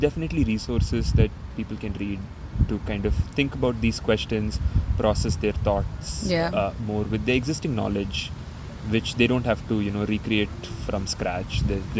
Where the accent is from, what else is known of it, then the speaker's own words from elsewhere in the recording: India; moved away as an adult; now in Kingston, Canada; I'm a settler in Kingston. I'm an immigrant, actually. I come from India. I came to Queen's University to do my PhD in biology.